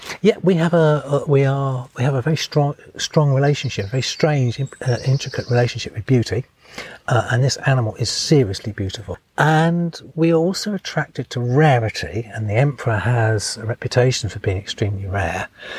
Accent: England, United Kingdom; I think it's actually England's national butterfly. It's just that being English, really? We haven't recognised it.

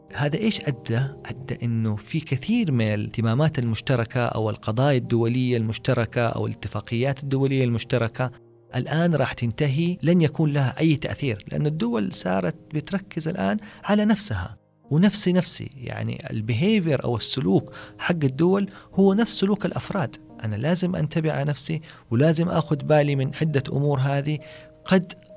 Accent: Saudi Arabia; علينا كسعوديين

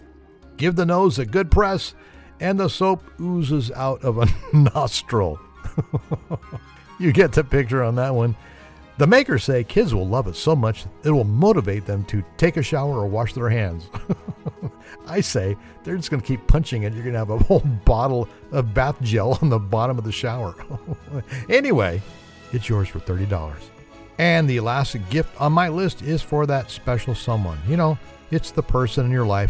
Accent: California, United States; I'm from California

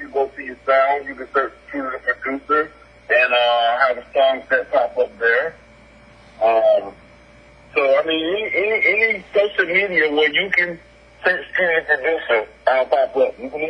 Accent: the South, United States; I'm from the South

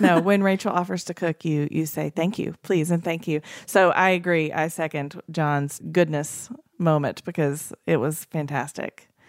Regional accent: East Tennessee, United States; I grew up in East Tennessee

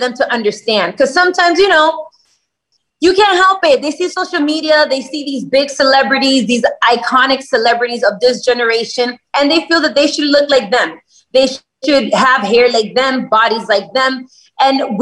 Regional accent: Miami, Florida, United States; I was born in the United States. I was born in Miami.

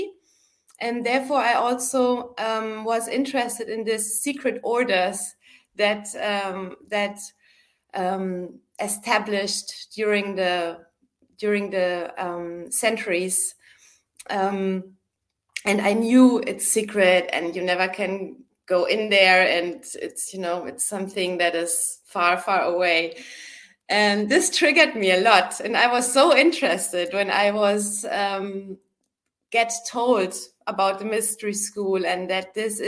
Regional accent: Munich, Bavaria, Germany; moved away as an adult; also born or lived in Berlin; I went back home to my hometown, Munich in Germany

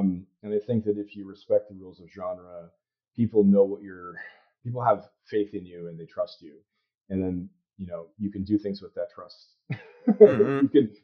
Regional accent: Arizona, United States; Most of my childhood was spent in Arizona. Tucson and Phoenix and Chandler. I grew up in the desert in the suburbs

